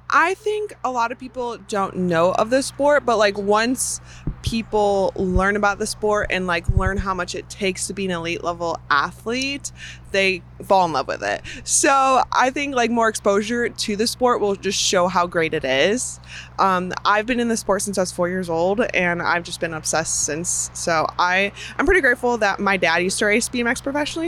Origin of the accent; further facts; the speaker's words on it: Chicago, Illinois, United States; moved away; I'm from Chicago area originally